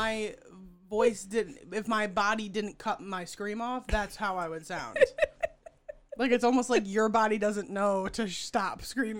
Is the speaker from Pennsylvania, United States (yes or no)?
no; Chicago, Illinois, United States; but I'm from Chicago.